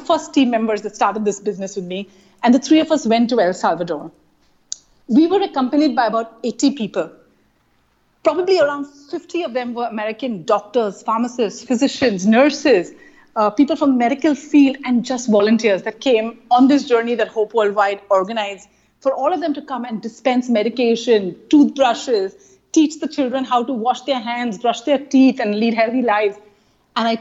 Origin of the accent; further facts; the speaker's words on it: India; accent: Indian; moved away; my Indian accent